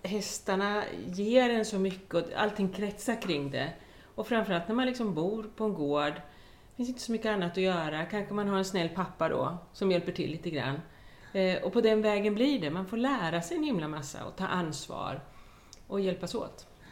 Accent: Östergötland, Sweden; also born or lived in Skåne; jag kommer ju från Östergötland och lite samma sak. Uppvuxen på en gård

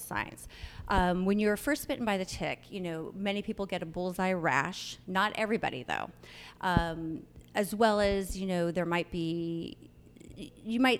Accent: Northern California, United States; I grew up in Northern California

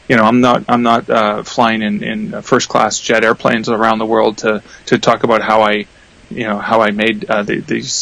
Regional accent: Canada; I'm Canadian

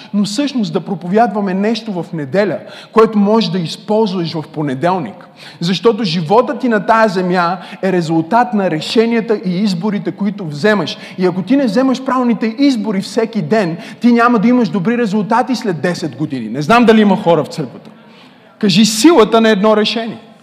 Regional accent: Bulgaria; Родих се в България.

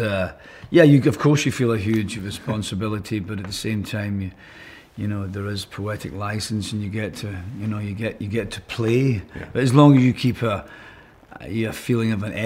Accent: Scotland, United Kingdom; as I was certainly speaking as a Scotsman from this country

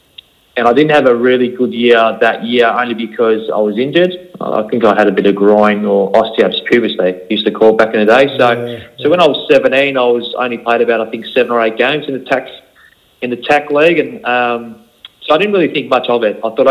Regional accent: Melbourne, Victoria, Australia; I grew up in Melbourne, in the western suburbs. in a place called St Albans. Right, so many people would know it's around that's the Sunshine, Keilor and Taylor's Lakes area.

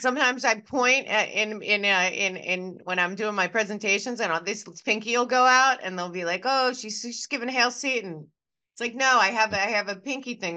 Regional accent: New York, United States; I'm just a New Yorker

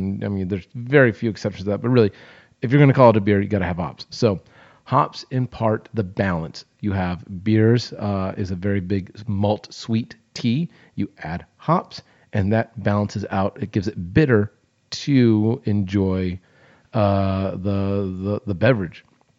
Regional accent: California, United States; now in Texas, United States; seeing as I grew up in California and now live in Texas.

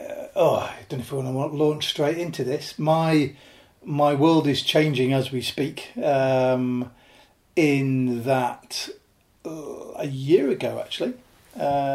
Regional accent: Lake District, North West England, United Kingdom; also born or lived in Yorkshire; I was born in Yorkshire, grew up in the Lake District

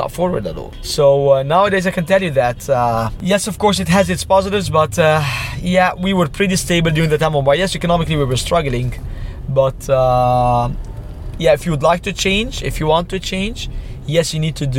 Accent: Cairo, Cairo Governorate, Egypt; born and raised in Cairo before the revolution time

